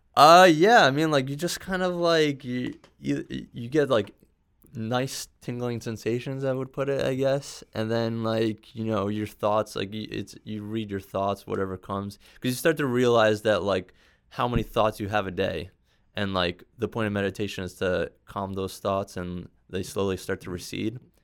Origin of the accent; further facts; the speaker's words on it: New York City, New York, United States; moved away; also born or lived in Bronx; I was born in Manhattan. I, I, I spent some time in the Bronx when I was younger